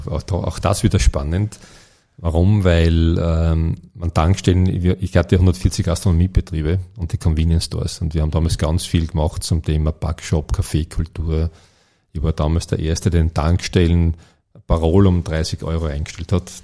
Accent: Ferlach, Carinthia, Austria; gebürtiger Fährlacher. Und wie, wie alle, die in den Bergen aufwachsen

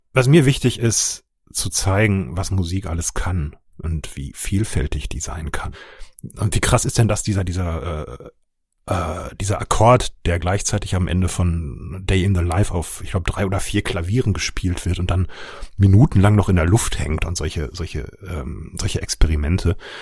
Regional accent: Ruhr area, North Rhine-Westphalia, Germany; moved away; wie man vielleicht ein bisschen hört, komme ich ursprünglich aus dem Ruhrgebiet

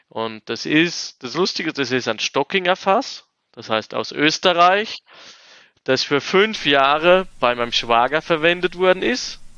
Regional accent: Rhineland-Palatinate, Germany; ich meine, ich komme als Quereinsteiger aus der Pfalz und habe dann eigentlich so meine ersten Weine in der Wachau gemacht

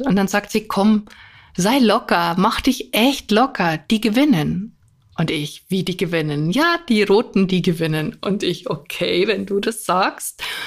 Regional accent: near Munich, Bavaria, Germany; ich komme ja auch aus Bayern, in der Nähe von München

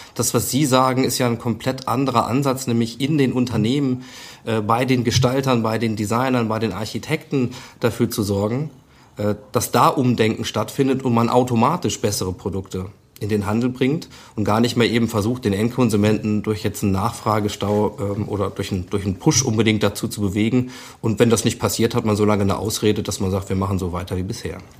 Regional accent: Germany; als Deutscher

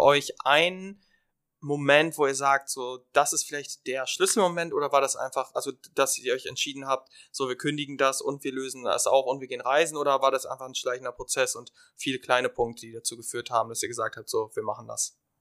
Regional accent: Germany; wir als Deutsche

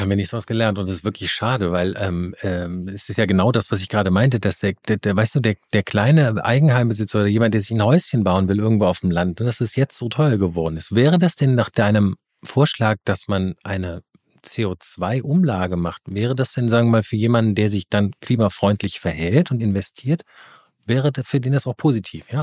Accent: Rhineland, Germany; ich komme aus dem Rheinland

